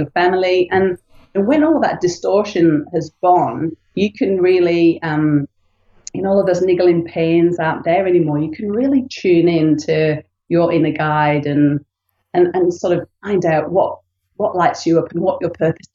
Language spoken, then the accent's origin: English; United Kingdom; moved away; I'm from the UK, you can tell by my funny accent